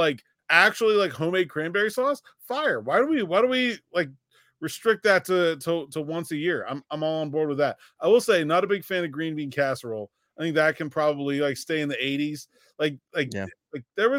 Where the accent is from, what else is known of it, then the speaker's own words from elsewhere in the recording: Pittsburgh, Pennsylvania, United States; born and raised in Pittsburgh